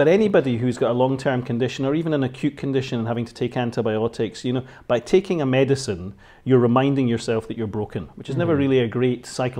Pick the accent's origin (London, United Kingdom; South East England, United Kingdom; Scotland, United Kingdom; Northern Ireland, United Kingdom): Scotland, United Kingdom; as a Scotsman